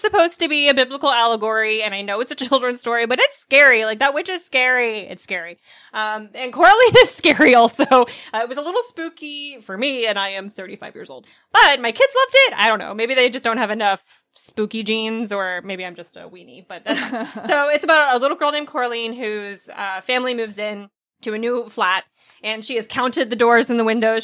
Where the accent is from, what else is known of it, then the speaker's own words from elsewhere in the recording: United States; I'm an American